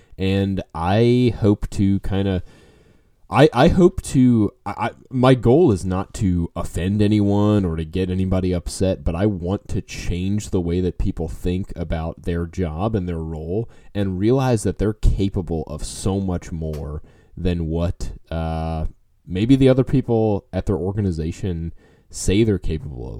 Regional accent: New Orleans, Louisiana, United States; now in Texas, United States; I grew up in New Orleans. Now I live in Texas

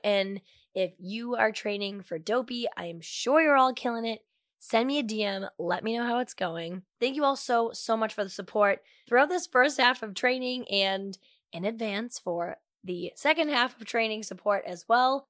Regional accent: Medford, Massachusetts, United States; born or raised there

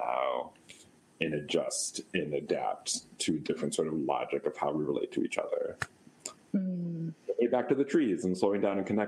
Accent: United States; also born or lived in Wisconsin / Amman, Jordan; as an American

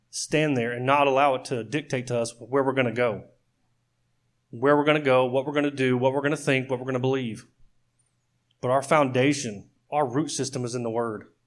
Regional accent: Oklahoma, United States; I grew up in Oklahoma

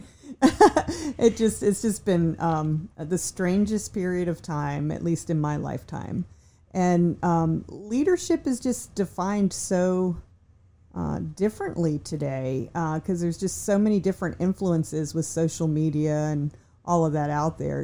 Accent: Virginia, United States; I'm from Virginia

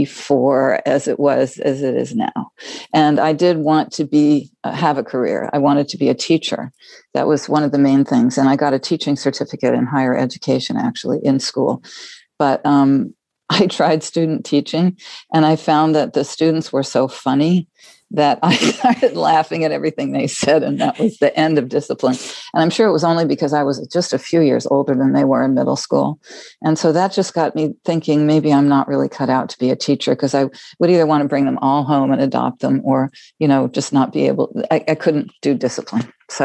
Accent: New York, United States; Yes, it's in New York, in suburban New York City, the height and the depth of suburbia.

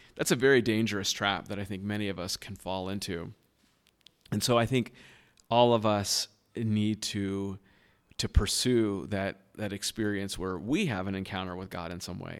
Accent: Southern California, United States; moved away as an adult; now in Boston, United States; I was born and raised in Southern California, uh, to a very loving home

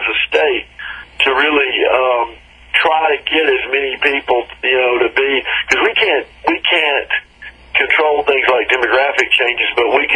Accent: Clarksdale, Mississippi, United States; my hometown, Clarksdale

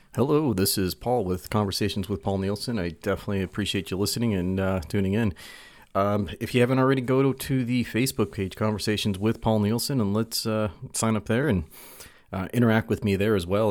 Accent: California, United States; now in Utah, United States; we grew up in California. He's since moved over to Virginia and I, I'm in Utah.

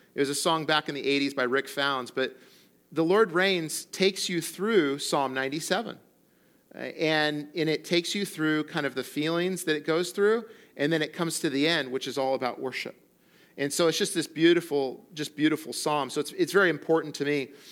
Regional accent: central coast of California, United States; moved away as an adult; also born or lived in Colorado; now in Morro Bay, United States; the central coast of California, where I grew up and where I'm from

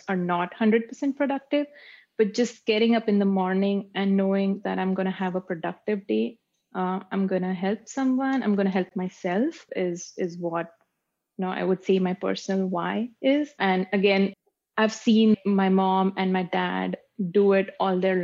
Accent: Pune, Maharashtra, India; moved away as an adult; also born or lived in Cincinnati, Ohio, United States; now in Toronto, Canada; I was born and raised in India. There's a city called Pune in India.

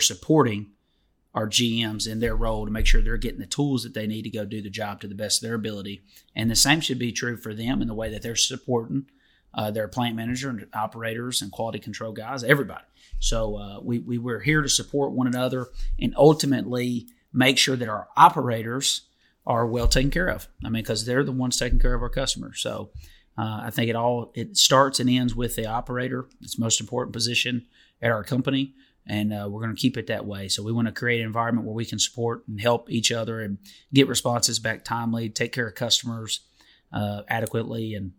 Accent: Detroit, Michigan, United States; My hometown.

